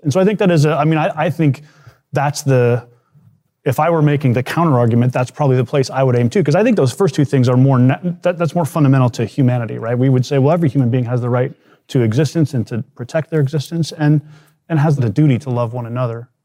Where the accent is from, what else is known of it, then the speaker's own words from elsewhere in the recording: United States; as an American